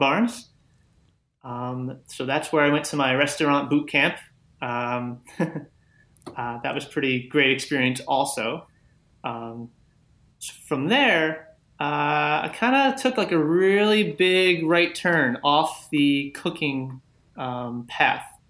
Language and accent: English; Long Island, New York, United States; I grew up on Long Island